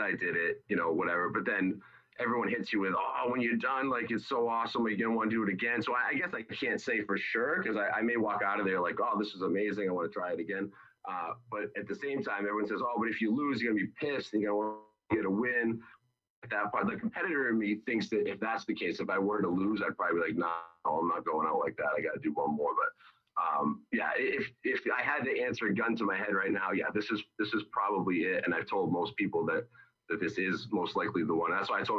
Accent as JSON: {"language": "English", "town": "East Bridgewater", "region": "Massachusetts", "country": "United States", "tie": "born or raised there", "said": "Perfectly Flavored Cafe in East Bridgewater, really good food. That's in my hometown"}